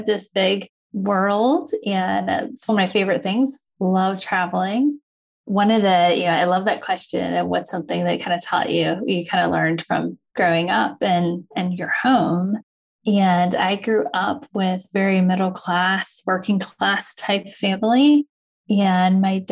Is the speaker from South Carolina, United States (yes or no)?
yes; Lancaster, South Carolina, United States; also born or lived in Charlotte, North Carolina / Chapel Hill, North Carolina / Hong Kong / New York City; now in Austin, United States; I grew up in Lancaster, South Carolina, which is just south of Charlotte, North Carolina.